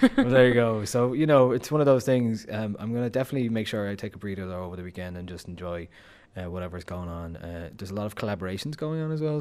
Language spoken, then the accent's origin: English; Dublin, Leinster, Ireland; I'm from Dublin, I'm supposed to hate Cork